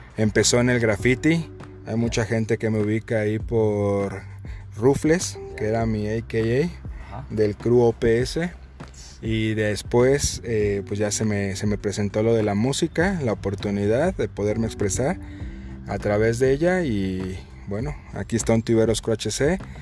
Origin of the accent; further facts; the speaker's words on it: Michoacán, Mexico; now in Querétaro, Mexico; yo soy de Michoacán